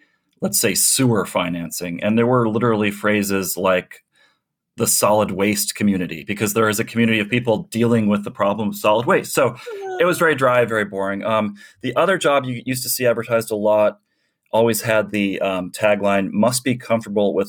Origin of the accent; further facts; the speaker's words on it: Chicago, Illinois, United States; moved away; I was born in Chicago, actually grew up on the south side, south suburbs